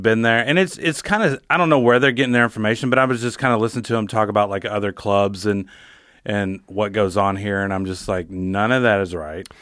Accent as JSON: {"language": "English", "region": "northern Wisconsin", "country": "United States", "moved": "yes", "said": "it's good to kinda be back home"}